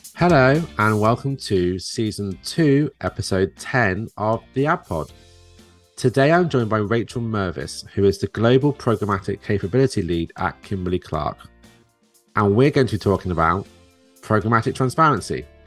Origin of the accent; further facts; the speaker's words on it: United Kingdom; now in New Jersey, United States; me being a Brit here